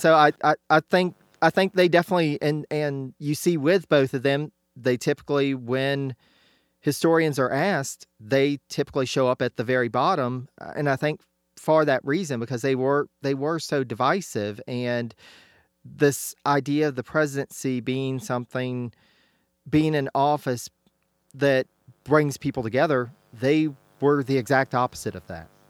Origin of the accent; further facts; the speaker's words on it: United States; speaking as an American